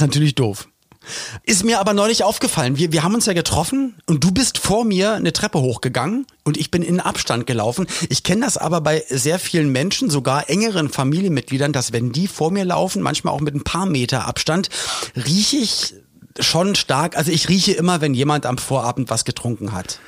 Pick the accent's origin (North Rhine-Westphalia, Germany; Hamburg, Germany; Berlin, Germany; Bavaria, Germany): Berlin, Germany; moved away; also born or lived in Mallorca / Cologne; ich komme ja aus Berlin